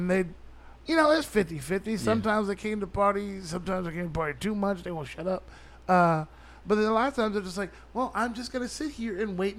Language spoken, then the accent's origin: English; Houston, Texas, United States; moved away as an adult; now in Los Angeles, United States; I grew up in South Park.